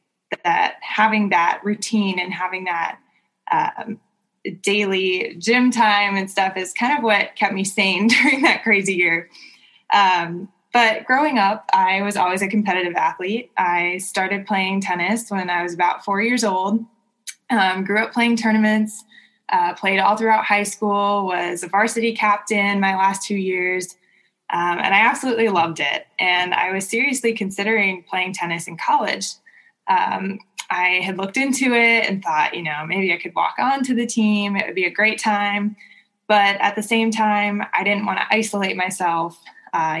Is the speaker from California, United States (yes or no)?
yes; Southern California, United States; moved away as an adult; also born or lived in Indiana; now in Michigan, United States; I grew up in Southern California, but my parents now live in South Lake Tahoe